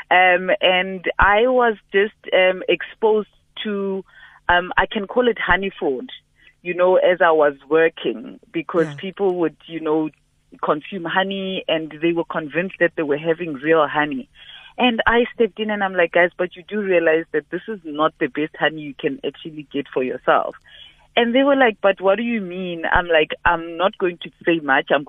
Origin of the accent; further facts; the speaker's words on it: South Africa; first language Sepedi; English is a second language; they sing in my mother tongue, uh, in Sepedi.